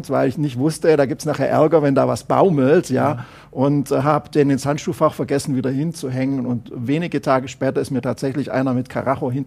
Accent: Baden-Württemberg, Germany; Ich komme aus Oberschwaben, da wird fleißig oder wurde fleißig Rosenkranz gebetet.

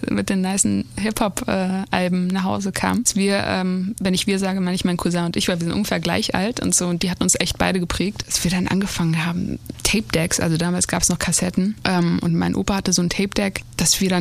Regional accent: Nador, Oriental, Morocco; ich komme ja aus Nador. Das ist äh, eine Küstenstadt im Norden von Marokko gegenüber von Spanien.

